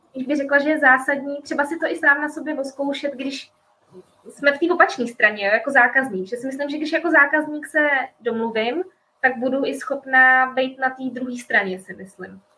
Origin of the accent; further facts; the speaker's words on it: Prague, Czechia; moved away as an adult; now in Canada; My jsme Pražáci